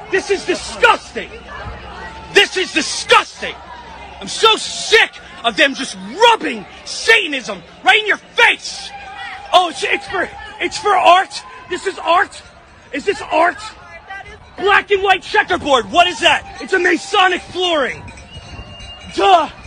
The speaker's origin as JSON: {"language": "English", "town": "Philadelphia", "region": "Pennsylvania", "country": "United States", "said": "I'm from Philly."}